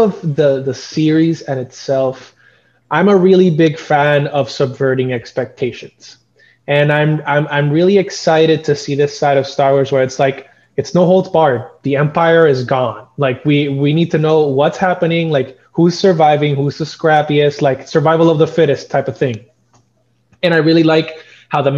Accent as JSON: {"language": "English", "country": "Puerto Rico", "tie": "born or raised there", "said": "I'm from Puerto Rico"}